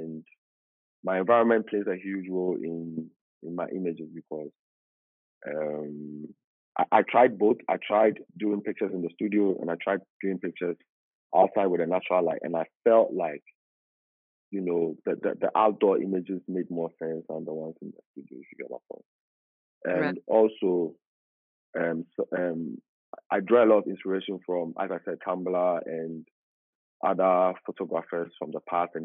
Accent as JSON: {"language": "English", "town": "Accra", "region": "Greater Accra", "country": "Ghana", "tie": "born or raised there", "said": "I was born in Accra, the capital city, in a suburban area called Makati Hills"}